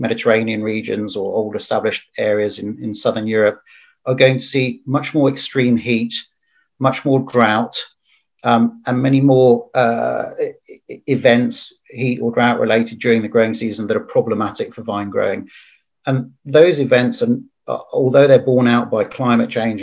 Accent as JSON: {"language": "English", "region": "England", "country": "United Kingdom", "said": "as English"}